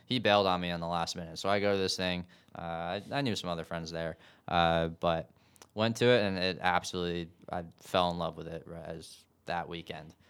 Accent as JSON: {"language": "English", "town": "Gales Ferry", "region": "Connecticut", "country": "United States", "tie": "born or raised there", "moved": "as an adult", "lives_now": "Nashville, United States", "said": "I'm from Gales Ferry, Connecticut. Uh, grew up in the, the Diocese of Norwich"}